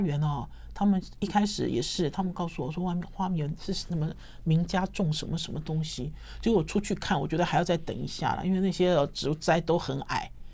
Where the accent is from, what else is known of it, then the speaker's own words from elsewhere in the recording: Taipei, Taiwan; 我自己身为台北人